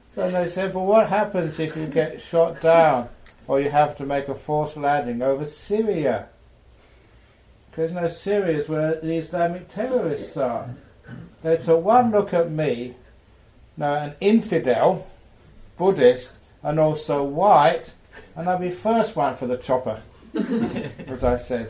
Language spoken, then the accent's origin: English; England, United Kingdom; I was born in England